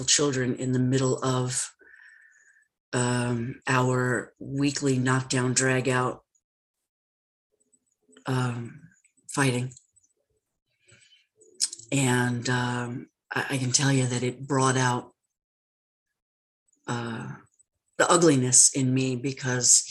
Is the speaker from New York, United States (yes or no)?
yes; New York City, New York, United States; I grew up in New York. I'm a Brooklyn baby.